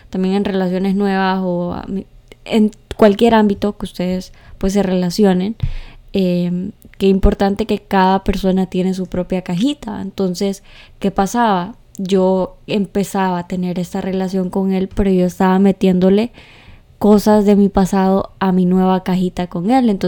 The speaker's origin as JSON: {"language": "Spanish", "region": "Santa Bárbara", "country": "Honduras", "said": "Soy de Santa Bárbara."}